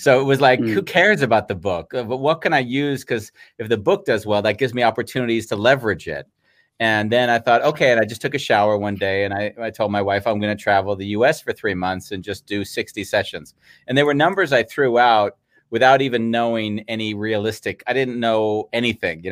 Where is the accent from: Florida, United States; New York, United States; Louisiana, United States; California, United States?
California, United States; San Fernando Valley; born or raised there; moved away as an adult